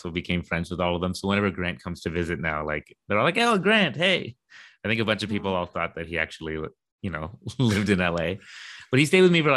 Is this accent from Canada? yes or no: yes; Canada; now in London; I was born in Canada